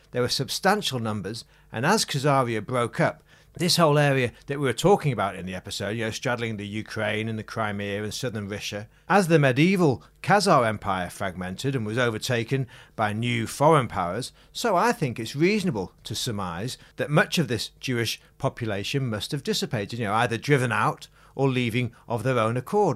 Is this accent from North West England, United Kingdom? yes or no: yes; Macclesfield, North West England, United Kingdom; my hometown, Macclesfield